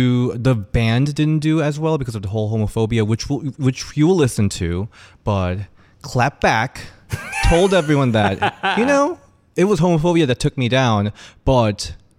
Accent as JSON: {"language": "English", "country": "South Korea", "tie": "born or raised there", "moved": "yes", "said": "I'm from Korea. I had to be very, very inside closet throughout my school days."}